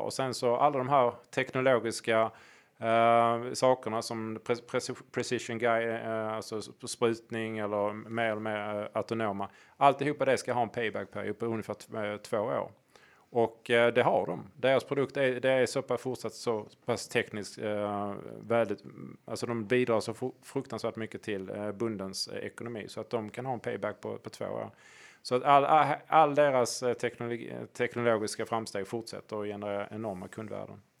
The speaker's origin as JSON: {"language": "Swedish", "town": "Hörby", "region": "Skåne", "country": "Sweden", "said": "i Hörby där jag kommer ifrån"}